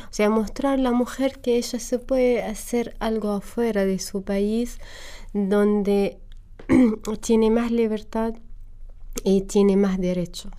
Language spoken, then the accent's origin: Spanish; Homs, Homs Governorate, Syria; Spanish is a second language; moved away as an adult; also born or lived in Damascus; now in Argentina; viví en Homs hasta que terminé la universidad y me fui a Damasco a trabajar